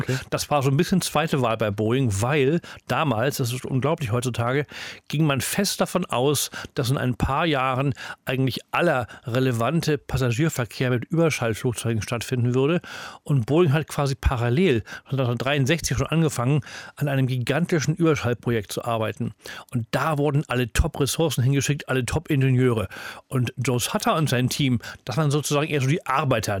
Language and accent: German; Hamburg, Germany; als Hamburger Schüler